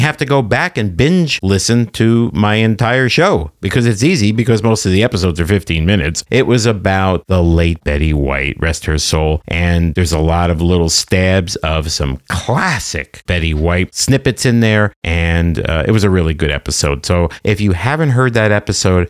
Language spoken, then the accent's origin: English; New Jersey, United States; I'm from Jersey